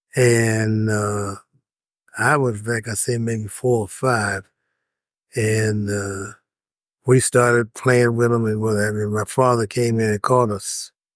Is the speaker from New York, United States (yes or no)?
no; Chicago, Illinois, United States; I grew up in Chicago